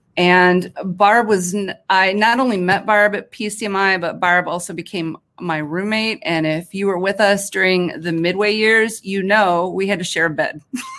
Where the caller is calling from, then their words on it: Detroit, Michigan, United States; Hi from the Motor City, Detroit, Michigan.